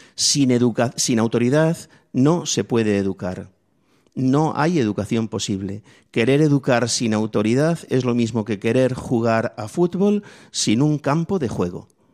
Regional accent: Spain; a mí me tocó vivir en mi infancia en la España pobre.

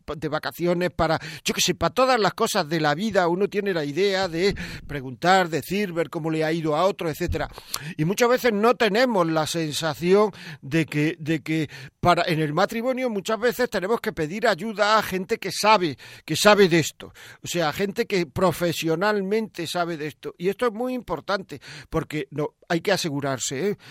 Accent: Granada, Andalusia, Spain; Yo, yo no soy de Montejica, soy de Granada, pero mis cuatro abuelos eran de Montejica

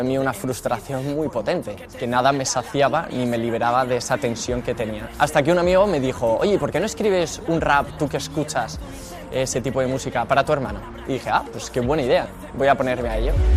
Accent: Madrid, Community of Madrid, Spain; soy de Madrid

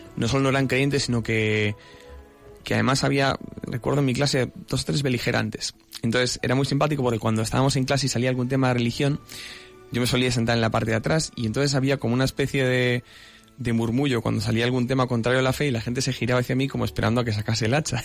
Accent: Salamanca, Castile and León, Spain; moved away as an adult; now in Madrid, Spain; soy natural de Salamanca, que es una tierra preciosa, pero llevo ya unos cuantos aquí afincado en Madrid

